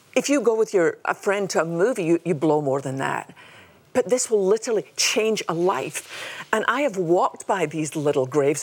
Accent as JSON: {"language": "English", "region": "Scotland", "country": "United Kingdom", "moved": "yes", "lives_now": "United States", "said": "I come from Scotland"}